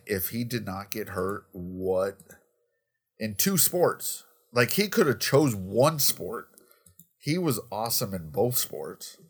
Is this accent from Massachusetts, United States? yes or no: no; Colorado, United States; growing up in Colorado